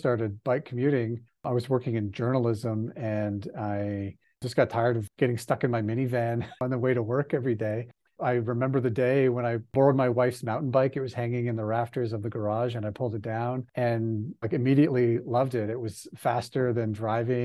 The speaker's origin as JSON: {"language": "English", "town": "Calgary", "region": "Alberta", "country": "Canada", "tie": "born or raised there", "said": "So I've lived in Calgary, Alberta, Canada, my whole life. I was born and raised here"}